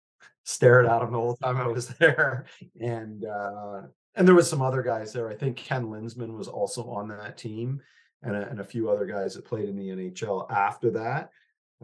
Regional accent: Toronto, Ontario, Canada; I grew up in the Riverdale neighborhood of Toronto

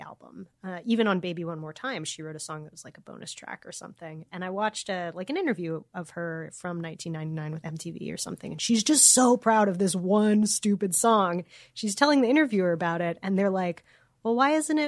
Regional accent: Louisiana, United States; I'm from Louisiana

